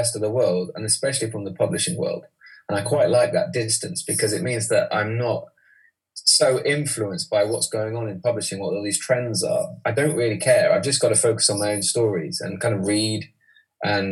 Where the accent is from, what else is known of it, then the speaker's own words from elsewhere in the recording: East Midlands, United Kingdom; moved away; also born or lived in London; I'm from the East Midlands.